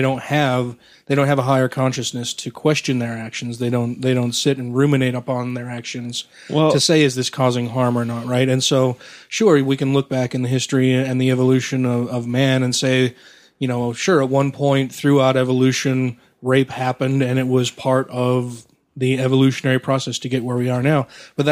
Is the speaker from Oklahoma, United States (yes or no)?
no; Wisconsin, United States; I was raised in Wisconsin.